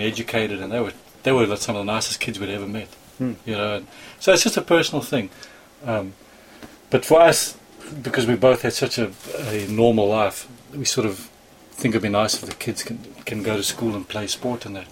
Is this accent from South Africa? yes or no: yes; South Africa; moved away as an adult; now in United States; I grew up inland in South Africa, never sailed at all as a child